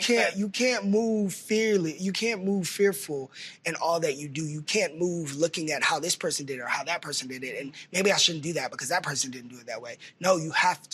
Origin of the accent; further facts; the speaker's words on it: Texas, United States; I grew up in Texas